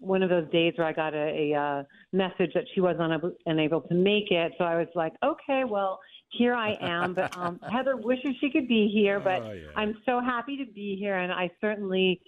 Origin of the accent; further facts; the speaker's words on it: United States; As an American and somebody that promotes cheese here in the U.S.